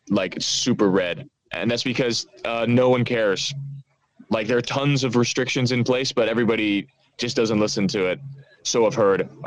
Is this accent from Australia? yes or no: yes; Australia; now in Amsterdam, Netherlands; yeah, I'm Australian. You know, I've been here for uh, for since uh, what was it like June of last year